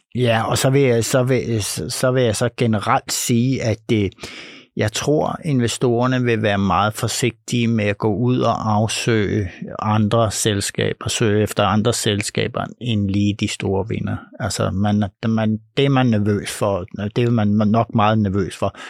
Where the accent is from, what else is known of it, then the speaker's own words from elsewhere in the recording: Denmark; vi danskere